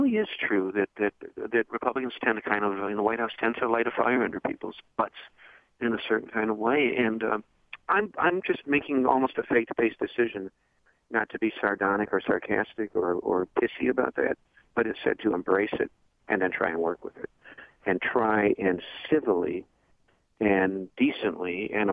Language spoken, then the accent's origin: English; Chicago, Illinois, United States; I'm from Chicago